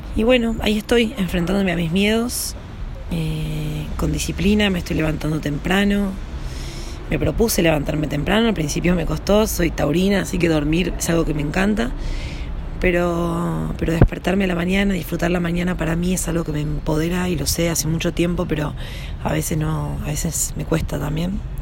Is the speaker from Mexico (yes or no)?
no; Yacanto, Córdoba, Argentina; moved away as an adult; also born or lived in Villa Dolores / Buenos Aires; yo nací en, en Yacanto, en Tras la Sierra, en Córdoba. Nací ahí en un pueblito